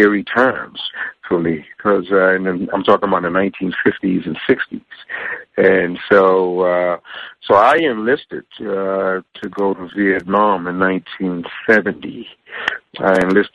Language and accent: English; New York City, New York, United States; moved away as an adult; now in Texas, United States; I grew up on stage in New York City